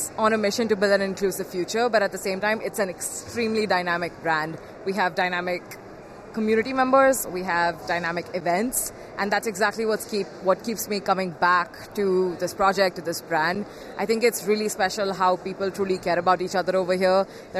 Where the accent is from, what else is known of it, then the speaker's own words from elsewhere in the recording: India; I'm 21 years old. I'm from India. I'm a woman, but I'm still at the same level as like everyone that's here.